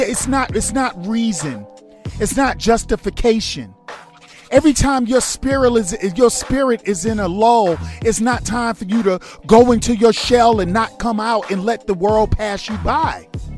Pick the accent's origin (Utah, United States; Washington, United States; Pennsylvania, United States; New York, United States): New York, United States; New York City; I'm a New Yorker, man. We eat piping hot pizza out the oven.